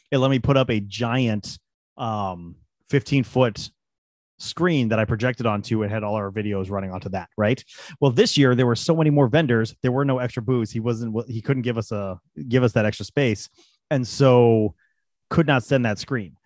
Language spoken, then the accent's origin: English; Colorado, United States; moved away; where we grew up in Colorado